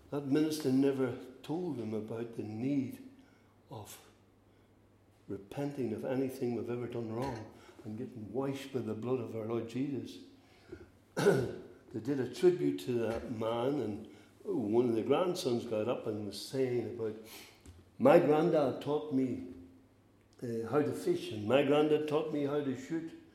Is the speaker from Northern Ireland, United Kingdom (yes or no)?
yes; Northern Ireland, United Kingdom; We're from Northern Ireland